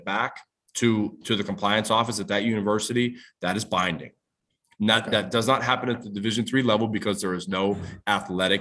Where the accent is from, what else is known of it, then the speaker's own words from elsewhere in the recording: Youngstown, Ohio, United States; my hometown, which is Youngstown, Ohio